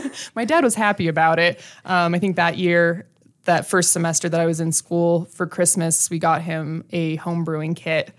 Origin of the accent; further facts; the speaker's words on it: Brighton, Colorado, United States; I grew up in Brighton